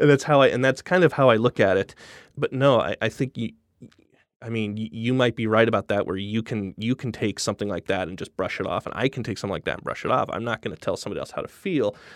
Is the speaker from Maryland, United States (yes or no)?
no; Denver, Colorado, United States; moved away as an adult; also born or lived in Los Angeles / Williamsburg, Brooklyn; now in New York, United States; I'm from Midwest originally. I'm from Denver, and I basically spent every day from the time I was fifteen years old on trying to get out of it